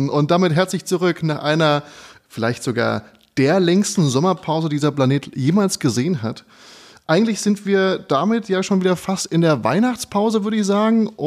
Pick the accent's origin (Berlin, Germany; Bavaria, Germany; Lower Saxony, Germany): Berlin, Germany; ich komme komm ja auch aus Wedding.